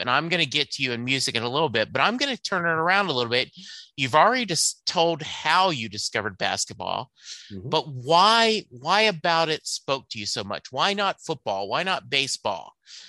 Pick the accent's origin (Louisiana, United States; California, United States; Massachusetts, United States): Louisiana, United States; So my dad was in the Army. We moved around a lot. But I was born in Louisiana. I spent, when my dad retired, my mom moved us back to Louisiana.